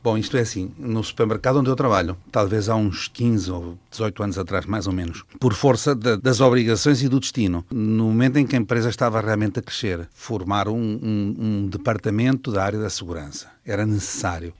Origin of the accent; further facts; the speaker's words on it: Lisbon, Portugal; now in Caracas, Venezuela; sou alfacinha, gosto muito da minha cidade